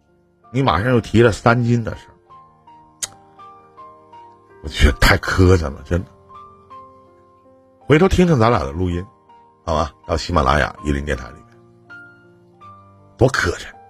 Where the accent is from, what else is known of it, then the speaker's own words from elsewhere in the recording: Northeast China, China; accent: Northeastern dialect; 用我们东北话来讲，